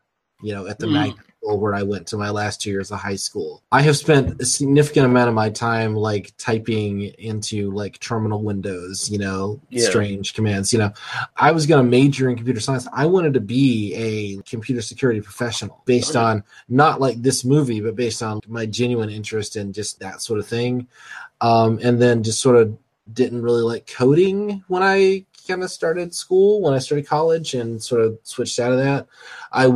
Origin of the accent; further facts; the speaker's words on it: United States; I'm American